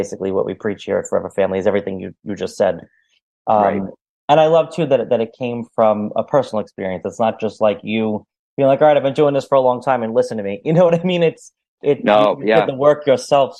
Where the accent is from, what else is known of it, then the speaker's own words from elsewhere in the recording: New York City, New York, United States; I'm in New York City. Yeah. I'm in the city